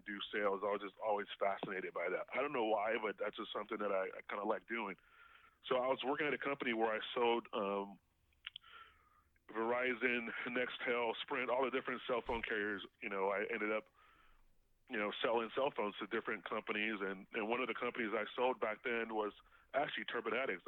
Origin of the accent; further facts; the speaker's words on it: Inglewood, California, United States; also born or lived in Harbor City, California; I grew up in Inglewood